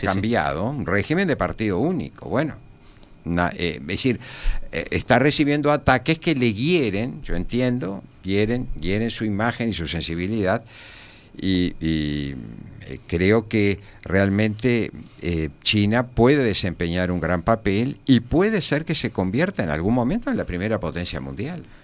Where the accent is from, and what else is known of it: Uruguay